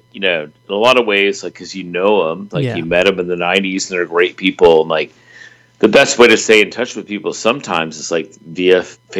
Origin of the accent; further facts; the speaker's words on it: Midwest, United States; I'm the only person from the Midwest in the league.